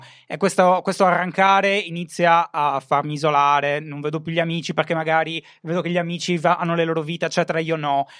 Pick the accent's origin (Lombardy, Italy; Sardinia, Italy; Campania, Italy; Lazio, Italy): Sardinia, Italy; la mia terra è falcidiata dall'abbandono scolastico, soprattutto non, non la zona di Cagliari, ma tutto il resto